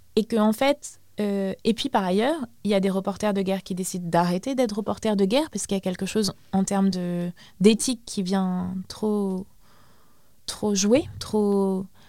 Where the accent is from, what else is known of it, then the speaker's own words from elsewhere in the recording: Baghdad, Baghdad Governorate, Iraq; moved away; je suis euh, irakienne d'origine, je suis née à Bagdad